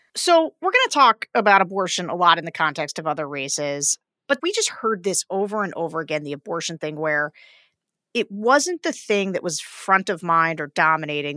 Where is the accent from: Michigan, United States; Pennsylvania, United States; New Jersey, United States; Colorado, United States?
Pennsylvania, United States; my home state of Pennsylvania